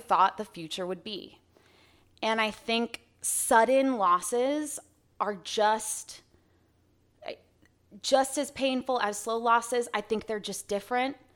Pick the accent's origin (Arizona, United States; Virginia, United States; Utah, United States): Arizona, United States; I'm twenty-six, born and raised in Arizona.